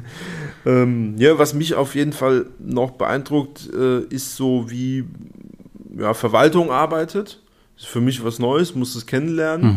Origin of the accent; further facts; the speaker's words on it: Darmstadt, Hesse, Germany; gebürtiger Darmstädter und ja, auch fest mit äh, Darmstadt verwurzelt